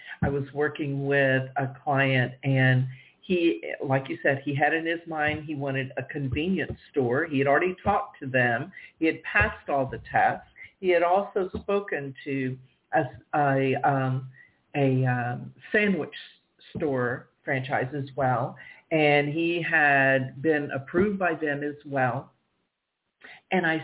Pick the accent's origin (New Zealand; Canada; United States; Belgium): United States; the South; I'm from the South